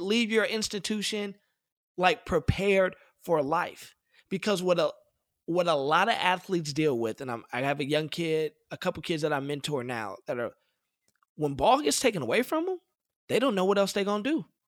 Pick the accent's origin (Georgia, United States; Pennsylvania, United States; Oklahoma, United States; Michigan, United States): Michigan, United States; Detroit; I'm from Detroit, Michigan. The Detroit public school system is terrible